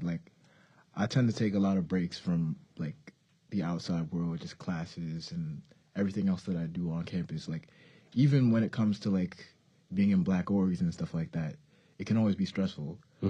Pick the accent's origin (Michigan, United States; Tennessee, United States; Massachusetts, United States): Massachusetts, United States; Lowell; coming from my hometown of Lowell, like, it's pretty diverse.